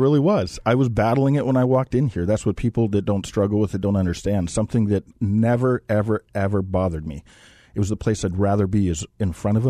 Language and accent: English; Montana, United States; Well, I grew up in Montana, rural Montana.